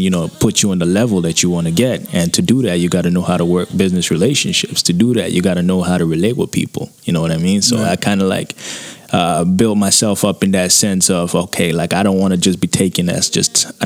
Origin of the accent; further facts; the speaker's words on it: Nigeria; moved away as an adult; now in Toronto, Canada; I was born and raised in Nigeria, you know. I'm Nigerian, you know, full-bloodedly